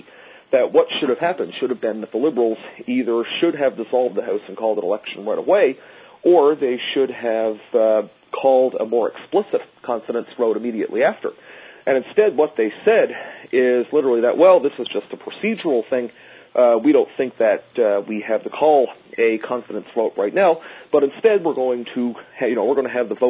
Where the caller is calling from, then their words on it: Newfoundland and Labrador, Canada; especially here in eastern Canada, where I'm calling from, Newfoundland